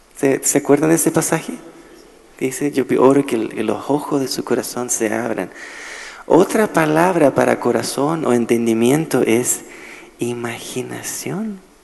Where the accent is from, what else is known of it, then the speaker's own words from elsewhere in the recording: Chile; now in Nashville, United States; yo soy chileno